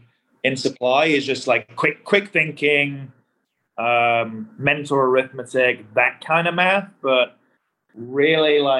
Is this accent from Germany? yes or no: no; Bradford, Yorkshire and the Humber, United Kingdom; moved away as an adult; also born or lived in London, United Kingdom; now in Texas, United States; So I grew up in a city in England called Bradford. It's in a part of the country called Yorkshire, which is the north of England.